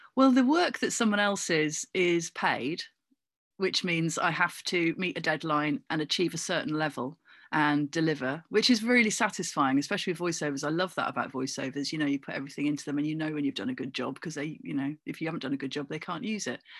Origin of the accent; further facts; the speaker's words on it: Cornwall, South West England, United Kingdom; moved away; also born or lived in Coventry; It was really quite idyllic growing up in Cornwall